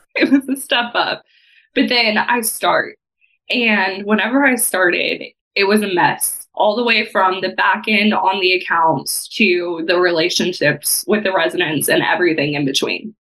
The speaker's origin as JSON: {"language": "English", "region": "Texas", "country": "United States", "tie": "born or raised there", "moved": "as an adult", "lives_now": "Evansville, United States", "said": "I grew up in Texas."}